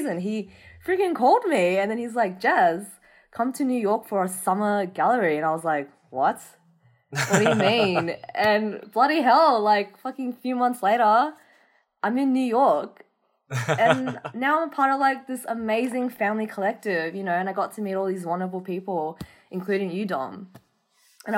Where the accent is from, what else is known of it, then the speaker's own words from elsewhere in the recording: Australia; being Vietnamese Australian